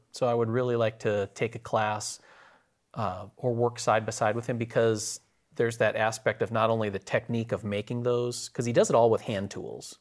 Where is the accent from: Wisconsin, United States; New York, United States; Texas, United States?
Wisconsin, United States; moved away; Wisconsin, my home state